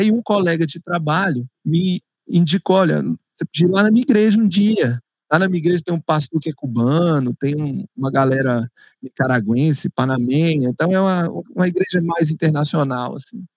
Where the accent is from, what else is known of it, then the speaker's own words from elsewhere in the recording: Brasília, Federal District, Brazil; also born or lived in Argentina; eu cresci aqui em Brasília